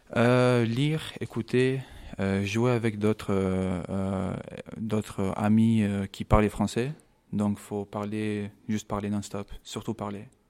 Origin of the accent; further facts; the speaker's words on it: Kosovo; French is a second language; also born or lived in London, United Kingdom; now in France; je viens de Kosovo. je suis né en Angleterre, à Londres, mais je, viens de Kosovo.